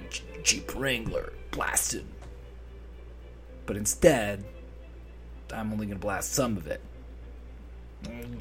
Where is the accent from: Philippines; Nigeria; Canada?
Canada; I'm a Canadian 38-year-old